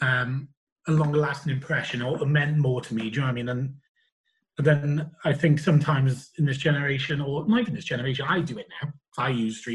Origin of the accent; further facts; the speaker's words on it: Pontypool, Wales, United Kingdom; I come from Wales